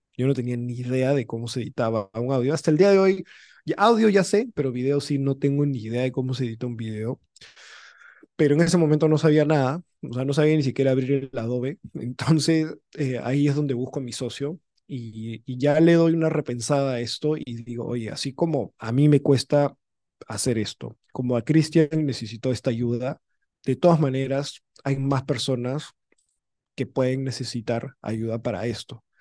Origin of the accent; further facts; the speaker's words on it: Lima, Peru; also born or lived in United States; yo nací fuera, nací en Estados Unidos, pero tres años nomás estuve allá. luego ya ve, o sea, en verdad toda mi vida la he hecho acá, en, en Lima